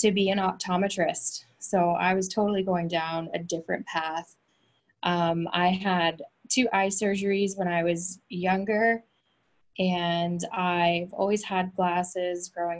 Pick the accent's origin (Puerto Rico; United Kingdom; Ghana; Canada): Canada; Fredericton, New Brunswick; moved away as an adult; also born or lived in New York, United States / Maine, United States; I grew up in Canada, Fredericton, New Brunswick